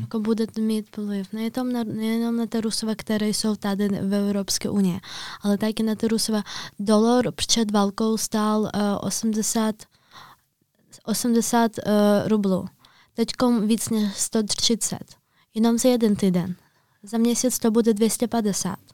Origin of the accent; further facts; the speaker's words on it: Kyiv, Ukraine; Czech is a second language; moved away as an adult; now in Prague, Czech Republic; já jsem se narodila v Kijevě